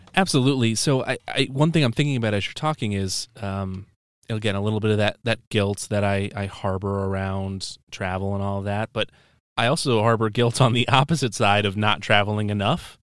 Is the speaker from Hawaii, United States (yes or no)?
no; Dubuque, Iowa, United States; moved away; I'm from Dubuque, Iowa, originally